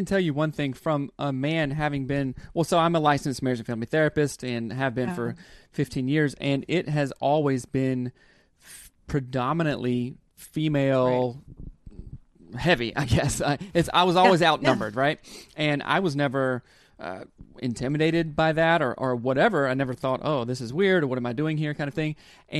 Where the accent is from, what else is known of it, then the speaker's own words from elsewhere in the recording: the South, United States; Of course, I was raised in the South.